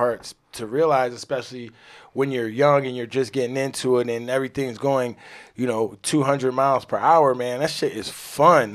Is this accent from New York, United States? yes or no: yes; New York, United States; I'm a New Yorker